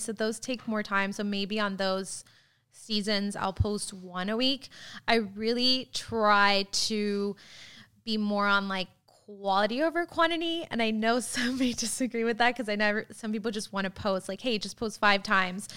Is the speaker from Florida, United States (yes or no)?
yes; Florida, United States; now in Tulsa, United States; I grew up in Florida